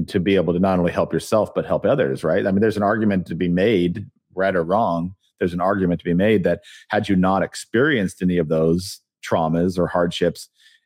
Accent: Pueblo, Colorado, United States; moved away as an adult; also born or lived in California / Connecticut; I went to school in Pueblo, Colorado, and in California, and I grew up in one of the poorest towns

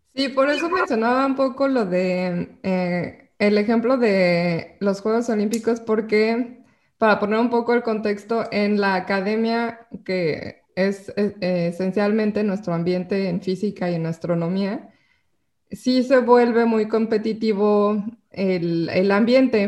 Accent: Mexico; como mexicano

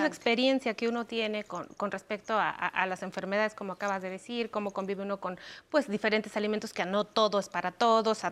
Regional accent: Mexico; nos da identidad como pueblo mexicano

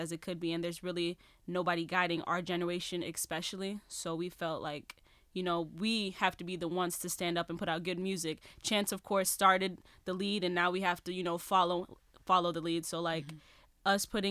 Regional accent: Chicago, Illinois, United States; I'm actually from the South Suburbs of Chicago.

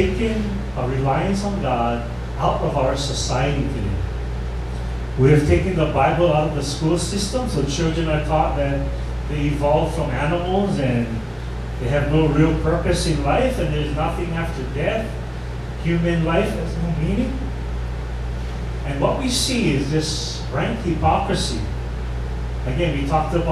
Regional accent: Hawaii, United States; being one Hawaiian

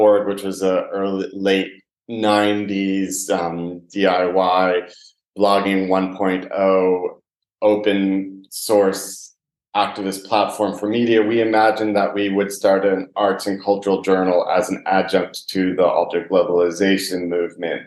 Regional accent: New York, United States; moved away as an adult; also born or lived in Maine / Los Angeles / London / Berlin; now in Leipzig, Germany; I was born in New York, got an undergraduate degree in cultural anthropology from a small liberal arts school

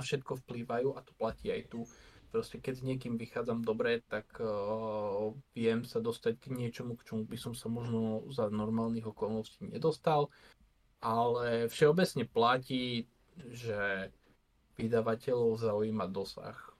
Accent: Košice Region, Slovakia; ja som z Košického kraja

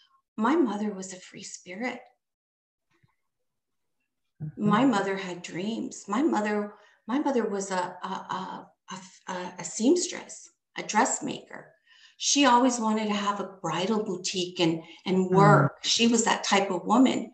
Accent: Canada; I was born here in Canada

